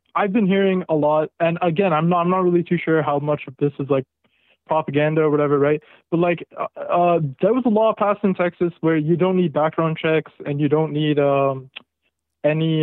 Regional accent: Canada; So I'm actually an outsider, you know. I'm from Canada.

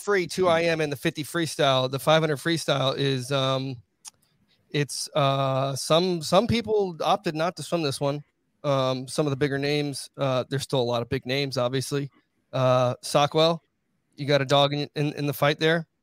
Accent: United States; I'm American

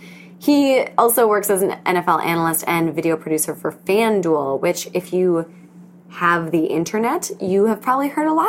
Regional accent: Wisconsin, United States; now in New York City, United States; I thought everyone either knows I'm from Wisconsin or thinks I still live there and not in New York City.

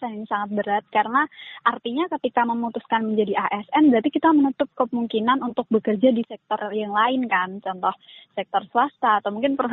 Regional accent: Boyolali, Central Java, Indonesia; di Boyolali apalagi untuk daerahku sendiri

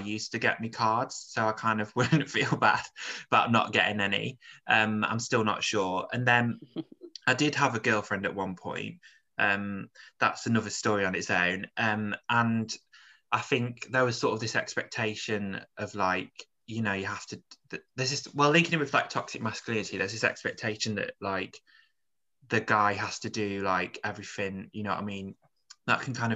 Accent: Stafford, West Midlands, United Kingdom; I grew up in Stafford, which is a really small town near

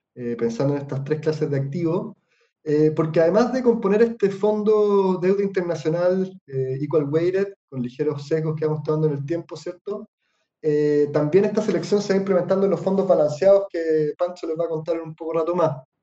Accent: Chile; nosotros como inversionistas chilenos

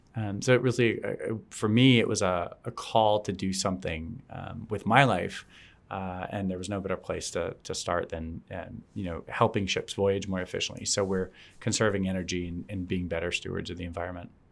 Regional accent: South Florida, United States; I grew up in South Florida

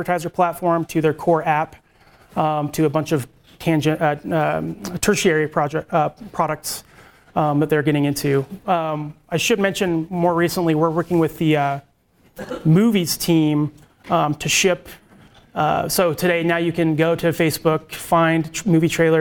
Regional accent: Salt Lake City, Utah, United States; moved away; I am from Salt Lake originally

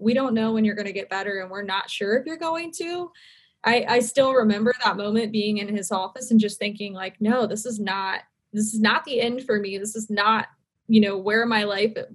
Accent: Charlotte, North Carolina, United States; also born or lived in Seattle / Wilmington, North Carolina / Miami; I grew up in Charlotte, North Carolina

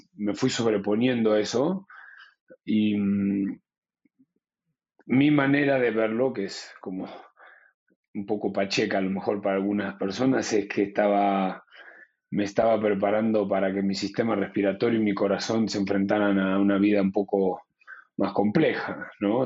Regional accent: Luján, Buenos Aires Province, Argentina; moved away as an adult; also born or lived in Spain; nos mudamos a la ciudad de Luján para poder seguir yendo a, a esa escuela

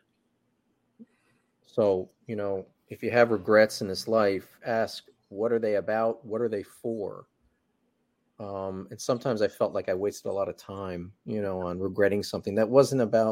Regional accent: New Jersey, United States; also born or lived in New York / California; now in Los Angeles, United States; I was born in Jersey

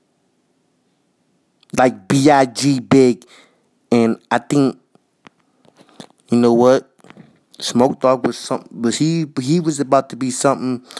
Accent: New York City, New York, United States; also born or lived in Minnesota; I was raised in Jamaica, Queens

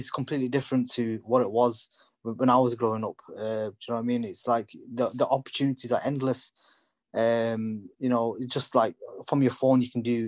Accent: United Kingdom; first language English; I was born and brought up in the UK, you know, English is my first language

